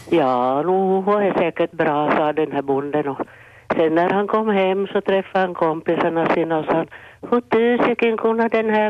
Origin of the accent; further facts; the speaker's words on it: Kokkola, Central Ostrobothnia, Finland; Eh, ja, jag var från Karleby, hej.